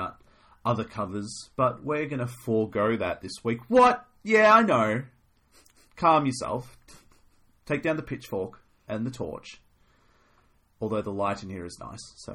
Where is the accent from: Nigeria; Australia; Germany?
Australia; I'm Australian.